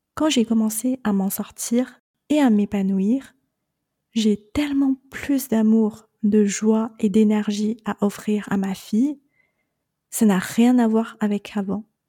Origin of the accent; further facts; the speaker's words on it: China; moved away as an adult; je suis née et j'ai grandi en Chine